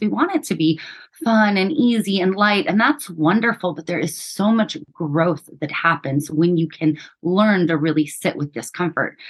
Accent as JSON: {"language": "English", "region": "New Mexico", "country": "United States", "tie": "born or raised there", "said": "we grew up in New Mexico poor, uneducated, unhealthy state"}